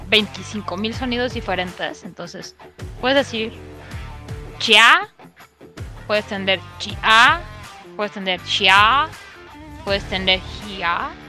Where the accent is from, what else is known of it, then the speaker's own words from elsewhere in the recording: Mexico City, Mexico; accent: del centro; en el Ciudad de México es tan grande y tenemos tantos diferentes acentos.